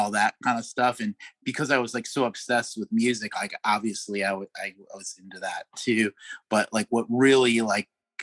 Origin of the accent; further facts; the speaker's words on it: Chicago, Illinois, United States; I grew up in Chicago